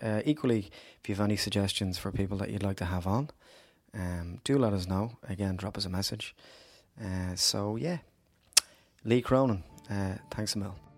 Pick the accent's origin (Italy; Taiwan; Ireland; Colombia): Ireland; Dublin, Leinster; I grew up in Ballymun